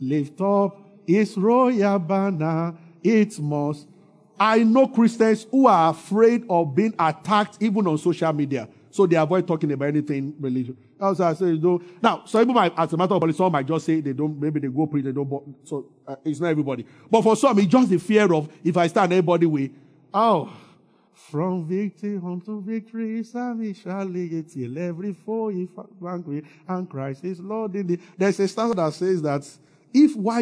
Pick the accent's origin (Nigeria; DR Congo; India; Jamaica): Nigeria; I grew up in Sele